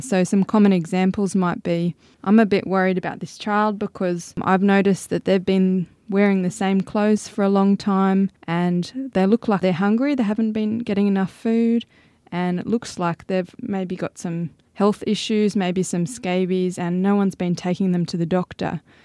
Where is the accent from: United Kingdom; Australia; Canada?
Australia; Sydney, New South Wales; moved away as an adult; now in Tennant Creek, Australia; I'm originally from Sydney.